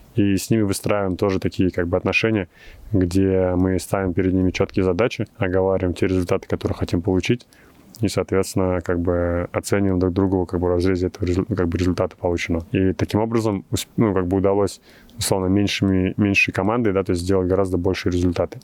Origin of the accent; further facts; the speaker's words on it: Russia; moved away as an adult; now in Silicon Valley, United States; России, откуда я родом